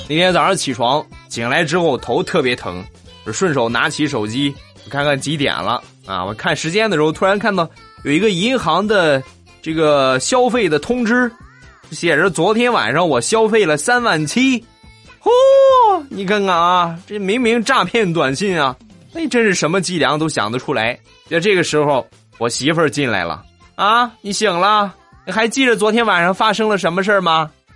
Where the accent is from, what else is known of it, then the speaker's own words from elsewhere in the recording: Shandong, China; moved away; 老衲是山东人